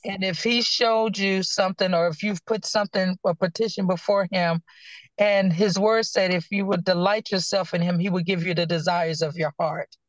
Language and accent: English; Danville, Virginia, United States; now in Clayton, United States; I am originally from Danville, Virginia. I currently reside in Clayton, North Carolina